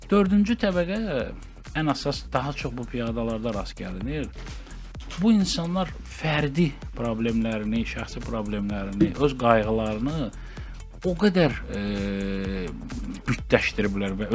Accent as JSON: {"language": "Azerbaijani", "country": "Azerbaijan", "said": "Biz Azərbaycanlıyıq"}